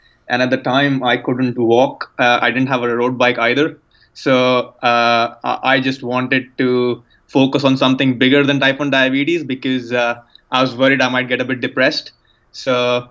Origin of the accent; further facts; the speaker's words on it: India; moved away as an adult; now in United Kingdom; I was born and brought up in India, and I left to come to university in the UK at the age of 18.